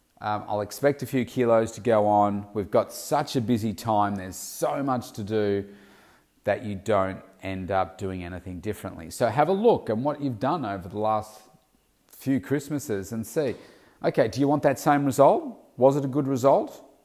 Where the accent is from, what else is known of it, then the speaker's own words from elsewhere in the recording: Melbourne, Victoria, Australia; Certainly here in my hometown of Melbourne, it can get really, really hot in February.